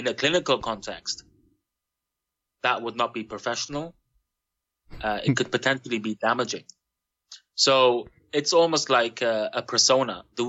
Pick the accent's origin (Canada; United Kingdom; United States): United Kingdom; Belfast, Northern Ireland; born there; So, I was born in Belfast, and my father, he qualified from Cairo Medical School. He's Lebanese, but he received a scholarship to study medicine in Egypt. I was born in 1982